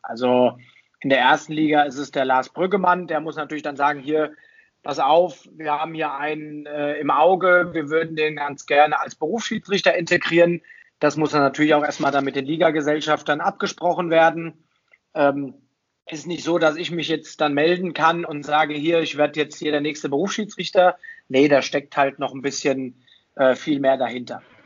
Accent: Kronberg im Taunus, Hesse, Germany; also born or lived in Fulda; now in Bad Nauheim, Germany; gebürtig aus Fulda, aufgewachsen im schönen Taunus, in Kronberg im Taunus. Also auch wasch äh, waschechter Hesse

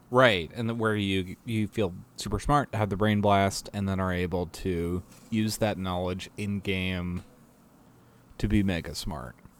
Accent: Boston, Massachusetts, United States; I am from Boston

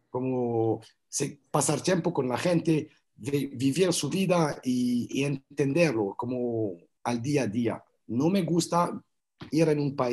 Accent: France; Spanish is a second language; moved away as an adult; also born or lived in Colombia / Canada; Entonces, me fui de Francia, me fui, eh, estaba trabajando, tengo un buen trabajo, una buena vida, pero me fui a vivir en Colombia, en Santa Marta

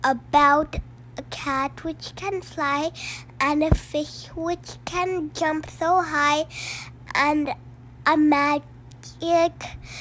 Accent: India; now in Philippines; I'm 40 years old. I'm from India, but I live in Philippines.

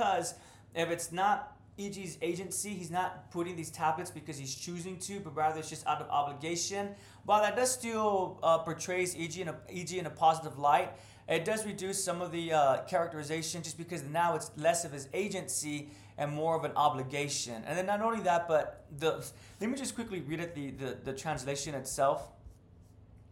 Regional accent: United States; as an American

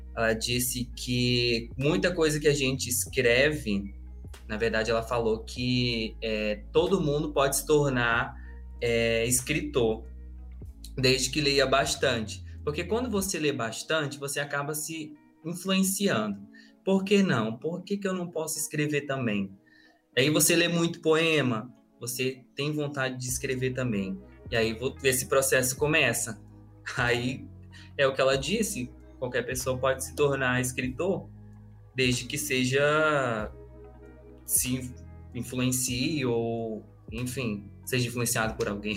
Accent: Acre, Brazil; Eu sou do Acre e curso letras na, na Federal de lá

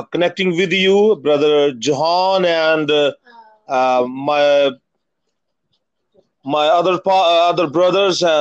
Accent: Faisalabad, Punjab, Pakistan; English is a second language; I'm Pastor … from Pakistan, Faisalabad, Faisalabad, third number biggest city in Pakistan.

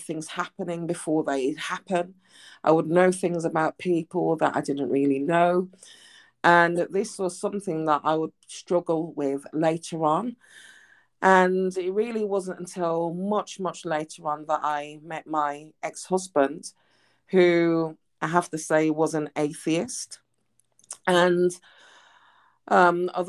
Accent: Birmingham, West Midlands, United Kingdom; moved away as an adult; I returned back to my hometown in Birmingham in the UK.

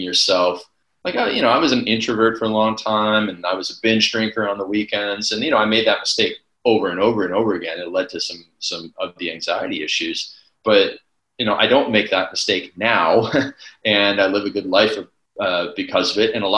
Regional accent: Canada; I'm from Canada

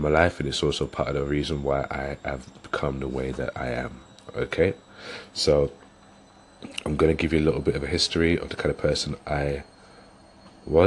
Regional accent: London, United Kingdom; now in West Yorkshire, United Kingdom; I'm originally from London and I've moved up to West Yorkshire, which was a good few years ago.

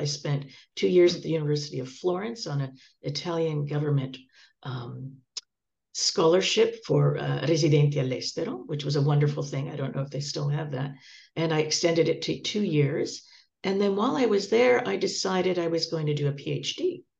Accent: Toronto, Ontario, Canada; moved away as an adult; also born or lived in Terracina, Italy; now in Los Angeles, United States; I grew up in Toronto

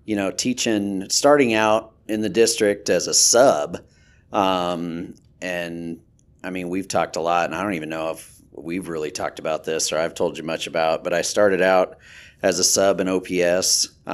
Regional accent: Holmesville, Nebraska, United States; Holmesville is where like I was born, where I, you know, grew up, and that was 100 people. Holmesville, Nebraska.

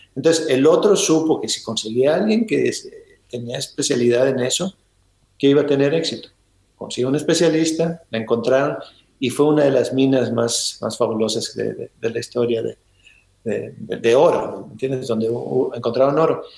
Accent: Ensenada, Baja California, Mexico; now in United States; en Ensenada, que es donde yo nací

